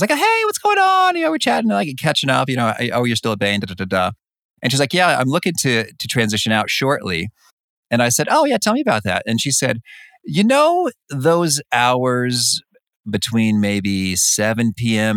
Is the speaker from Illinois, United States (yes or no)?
yes; Danville, Illinois, United States; now in Chicago, United States; I grew up in in Danville, Illinois.